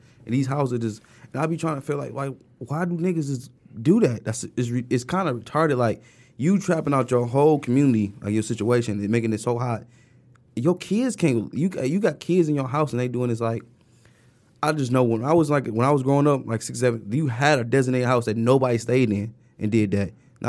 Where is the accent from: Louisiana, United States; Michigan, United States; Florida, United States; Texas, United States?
Michigan, United States; Detroit; moved away as an adult; I call myself the Lost King because I moved out when I was 18.